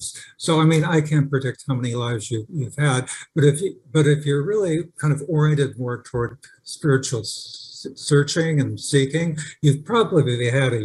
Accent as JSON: {"language": "English", "region": "California", "country": "United States", "tie": "born or raised there", "also_born_or_lived": "Park Forest, Illinois / England", "said": "when I was 10, right after we moved to California from Park Forest, Illinois"}